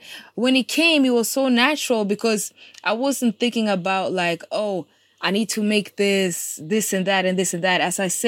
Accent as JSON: {"language": "English", "country": "Norway", "tie": "born or raised there", "also_born_or_lived": "Kenya", "first_language": "Kikuyu", "second_language": "English", "said": "I was born in Kenya, raised in Norway as a political refugee with my family."}